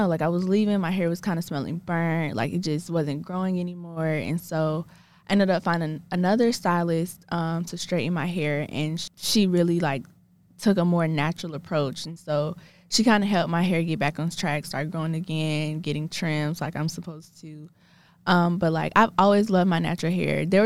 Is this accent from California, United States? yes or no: no; Atlanta, Georgia, United States; I'm from Atlanta